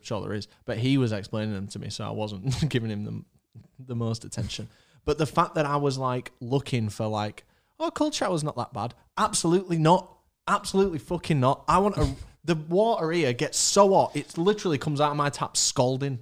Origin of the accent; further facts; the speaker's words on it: Leeds, Yorkshire and the Humber, United Kingdom; We live in Leeds. We're from Leeds